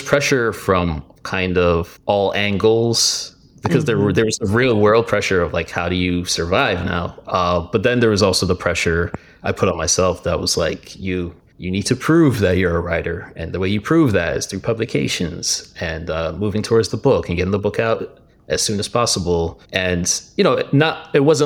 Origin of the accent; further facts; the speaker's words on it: Miami, Florida, United States; growing up in Miami